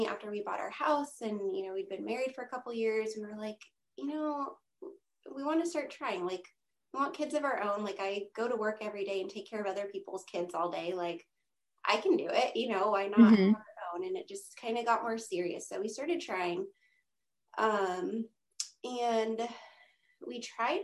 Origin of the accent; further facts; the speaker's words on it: Monterey, California, United States; also born or lived in San Diego, California; I'm born and raised in Monterey, California